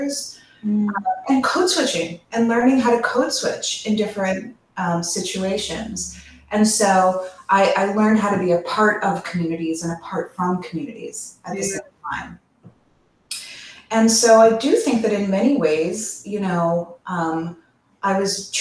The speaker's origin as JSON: {"language": "English", "town": "Chicago", "region": "Illinois", "country": "United States", "tie": "born or raised there", "said": "I grew up in Hyde Park"}